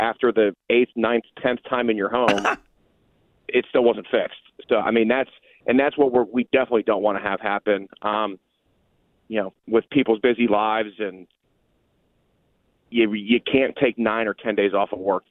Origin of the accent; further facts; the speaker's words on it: Newton, Iowa, United States; I grew up in Newton, Iowa, which is where Maytag was manufactured up until about 2003